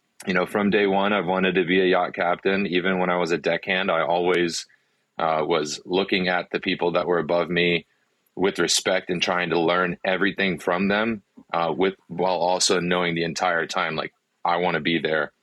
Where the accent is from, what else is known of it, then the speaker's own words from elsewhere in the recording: Wilmington, North Carolina, United States; first language Afrikaans; English is a second language; also born or lived in South Africa; I'm from Wilmington. I graduated high school in Wilmington